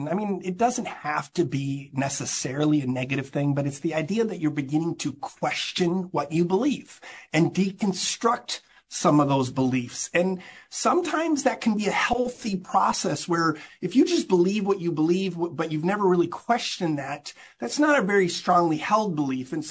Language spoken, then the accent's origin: English; Amsterdam, North Holland, Netherlands; So I grew up in Amsterdam. As I mentioned, my parents were missionaries.